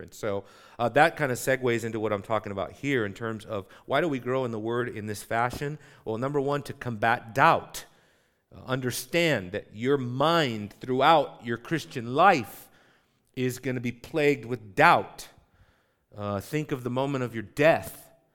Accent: Southern California, United States; I grew up in Southern California.

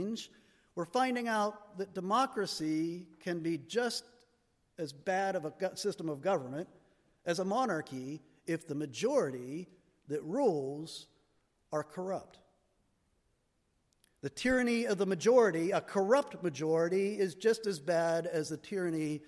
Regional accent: United States; we Americans

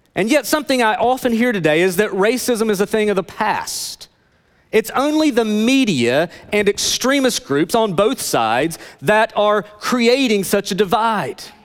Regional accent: Northeast Tennessee, United States; I grew up in Northeast Tennessee

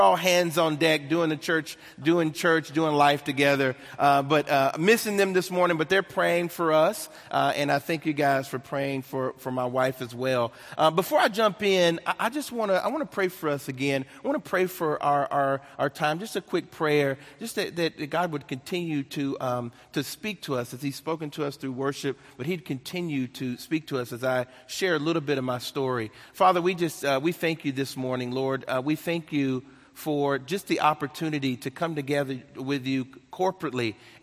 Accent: Nashville, Tennessee, United States; I'm born and raised in Nashville, Tennessee

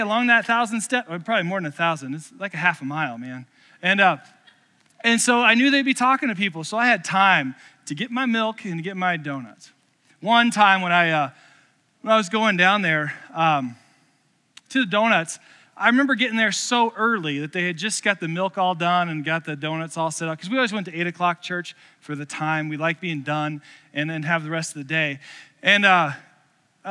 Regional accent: Columbus, Indiana, United States; moved away; I grew up in a home church, St. Peter's Lutheran in Columbus, Indiana

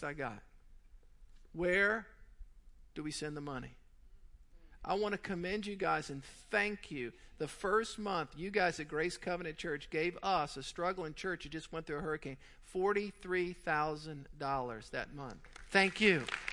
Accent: South Louisiana, United States; also born or lived in Mandeville, Louisiana; I grew up in South Louisiana

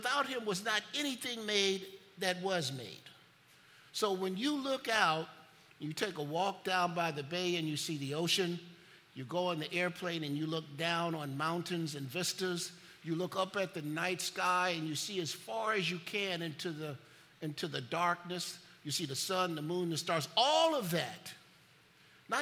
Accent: Chicago, Illinois, United States; When I grew up in Chicago, every year, you took a trip to the Museum of Science and Industry

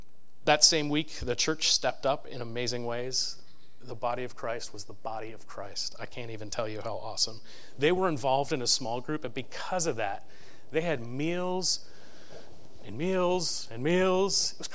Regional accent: East Coast, United States; because we're from the East Coast

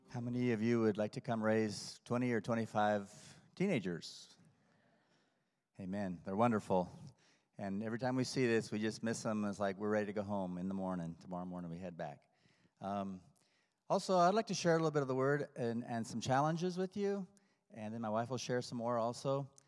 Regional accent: Peru; moved away; I did not grow up in the States. My wife did. I grew up in Peru. My mom and dad went to Peru, and they spent all of their lives doing a Bible translation down there.

